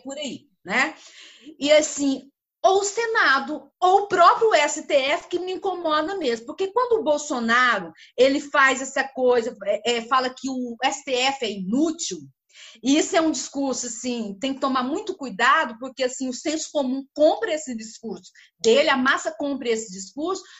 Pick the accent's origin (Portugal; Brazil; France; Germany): Brazil; Como brasileira